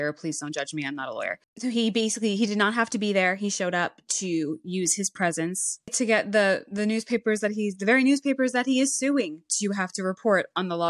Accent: United States; As an American myself

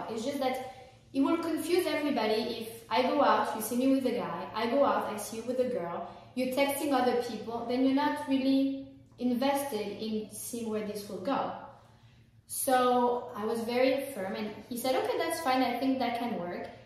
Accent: France; moved away; I'm French, I'm not American.

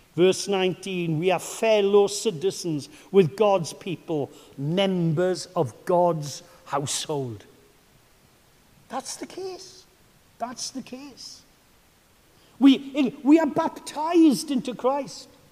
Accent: Welsh, Wales, United Kingdom; I am your Welsh brother

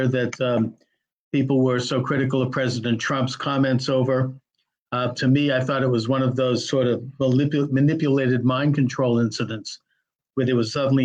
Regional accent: the North, Northern United States, United States; as a Northerner

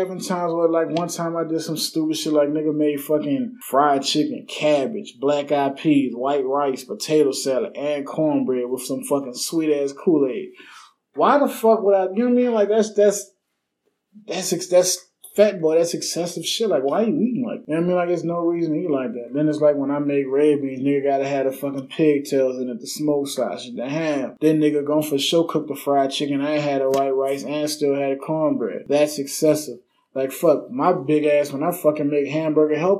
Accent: Harvey, Louisiana, United States; I'm from Harvey. I'm from New Orleans, Louisiana, but on the West Bank

